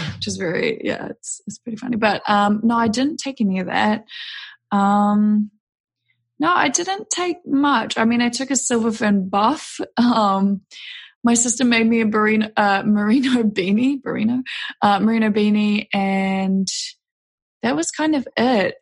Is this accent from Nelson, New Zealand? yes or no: no; Auckland, New Zealand; also born or lived in New York / Denver; I grew up in New Zealand, out in West Auckland, and then went to university in Auckland